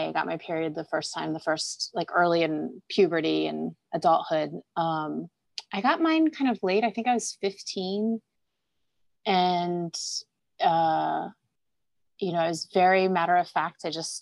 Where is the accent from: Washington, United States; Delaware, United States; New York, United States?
Delaware, United States; I grew up in Delaware